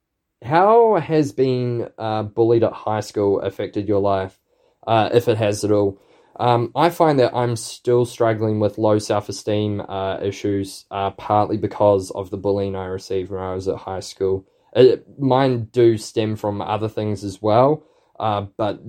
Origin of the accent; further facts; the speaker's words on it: New Plymouth, Taranaki, New Zealand; also born or lived in Bend, Oregon; my hometown